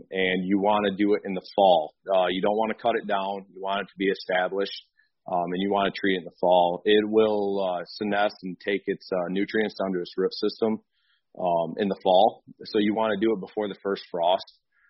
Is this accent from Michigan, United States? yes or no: yes; Sparta, Michigan, United States; I'm originally from Sparta, Michigan, just north of Grand Rapids, and just grew up kind of a farm kid in country